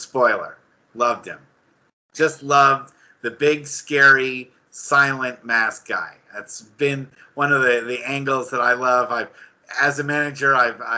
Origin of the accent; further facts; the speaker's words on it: Bay Area, California, United States; growing up here in the Bay Area